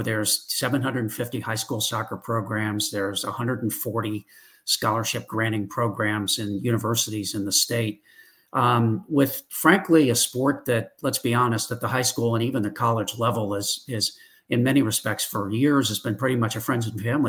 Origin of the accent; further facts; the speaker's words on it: Northern California, United States; now in Texas, United States; I grew up in Northern California